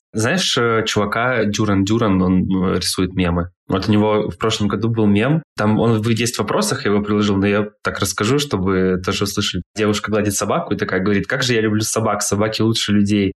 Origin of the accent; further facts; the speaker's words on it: Krasnodar, Krasnodar Krai, Russia; Я из Краснодара